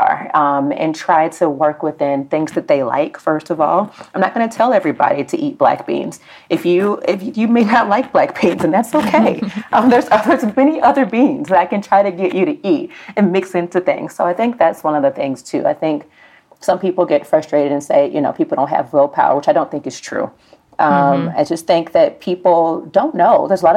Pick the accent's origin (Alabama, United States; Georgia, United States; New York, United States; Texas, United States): Alabama, United States; Birmingham; I'm from Birmingham, Alabama. It is the land of all things fried and all things are soaked in butter